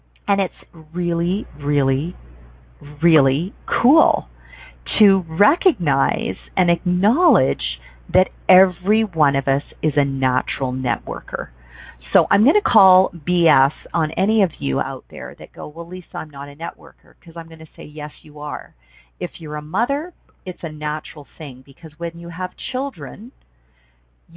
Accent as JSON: {"language": "English", "country": "Canada", "said": "being a Canadian"}